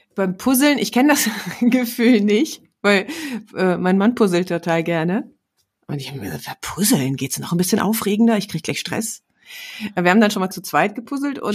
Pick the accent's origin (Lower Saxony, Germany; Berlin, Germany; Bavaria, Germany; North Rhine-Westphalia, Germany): North Rhine-Westphalia, Germany; Herne; moved away; also born or lived in Düsseldorf; meine Heimatstadt ist Herne